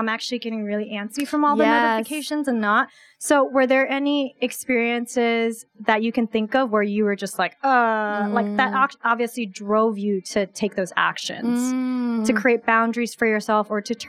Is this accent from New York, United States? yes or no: yes; New York, United States; I grew up in New York, especially Queens